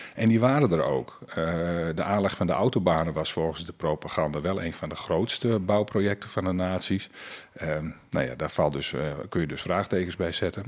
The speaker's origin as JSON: {"language": "Dutch", "region": "Friesland", "country": "Netherlands", "said": "Ik als Fries"}